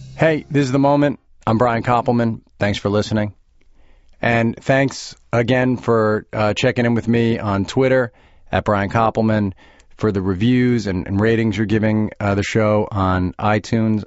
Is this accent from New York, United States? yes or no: yes; Roslyn, New York, United States; I grew up in Roslyn